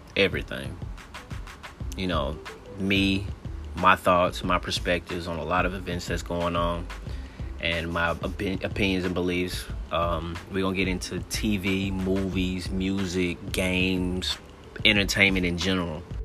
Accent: Gary, Indiana, United States; now in Memphis, United States; I'm coming out of Memphis, Tennessee, but I'm originally from Gary, Indiana

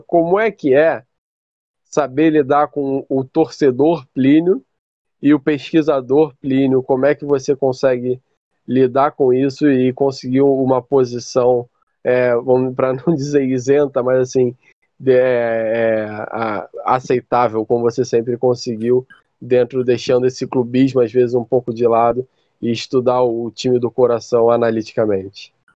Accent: Niterói, Rio de Janeiro, Brazil; eu não sou do Rio de Janeiro, eu sou de Niterói, que é a cidade vizinha né, do Rio.

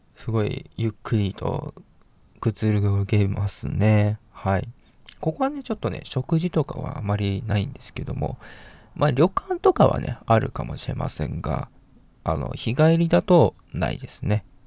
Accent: Hiroshima, Japan; 私はね、広島生まれの広島育ちなんですけども

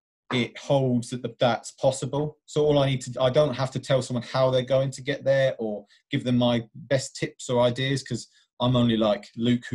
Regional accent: Essex, East of England, United Kingdom; I'm from Essex, always lived in Essex

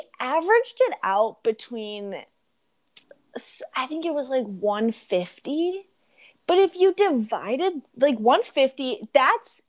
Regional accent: Chicago, Illinois, United States; I'm from Chicago

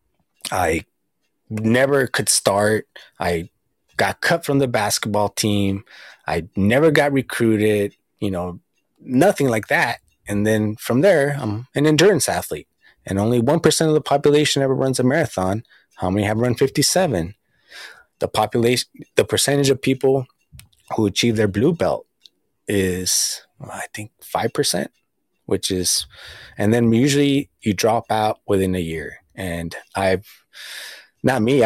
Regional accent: Southern California, United States; I'm from Southern California

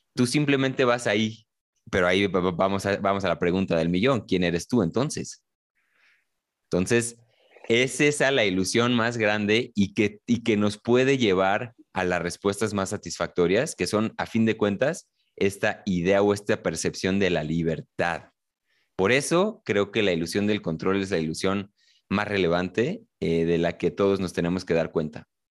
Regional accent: Mexico City, Mexico; los dos somos quizá de la Ciudad de México

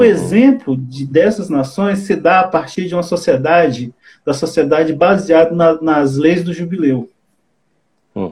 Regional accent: Ceará, Brazil; now in Belo Horizonte, Brazil; eu sou cearense

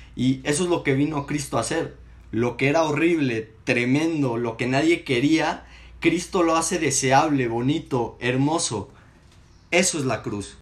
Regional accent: Mexico City, Mexico; now in Saltillo, Mexico; tengo 19 años y soy capitalino.

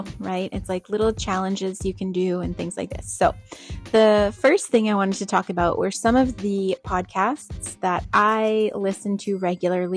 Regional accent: New England, United States; I grew up in New England.

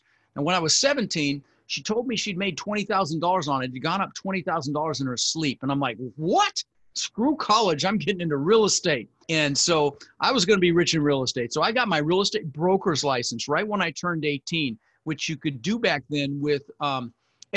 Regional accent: Denver, Colorado, United States; also born or lived in Netherlands; We ended up in Denver where we lived for the next 30 years

